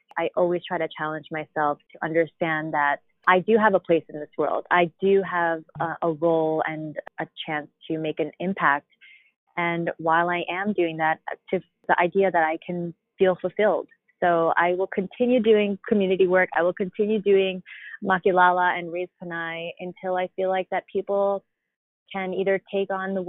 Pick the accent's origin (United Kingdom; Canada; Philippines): Philippines; And I experience it as a Filipino woman.